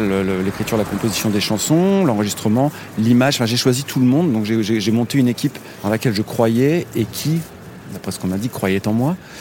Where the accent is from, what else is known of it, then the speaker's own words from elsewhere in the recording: Nevers, Bourgogne-Franche-Comté, France; moved away as an adult; now in Paris, France; Nevers, ma ville natale